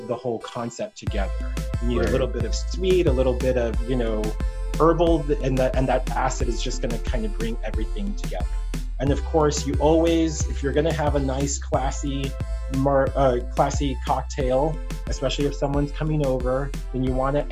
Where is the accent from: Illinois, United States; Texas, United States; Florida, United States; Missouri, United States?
Texas, United States; moved away as an adult; also born or lived in New York City / Australia / Alaska / Virgin Islands; I grew up in Texas